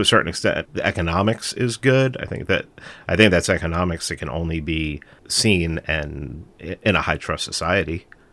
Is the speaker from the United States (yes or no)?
yes; New York City, New York, United States; I'm from New York. We're both from, I think we're both from the Bronx. I must have grew up in a different part of the Bronx than he did